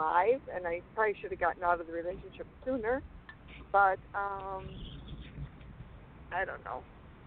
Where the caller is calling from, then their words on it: Rubicon, Wisconsin, United States; And I'm calling from Rubicon.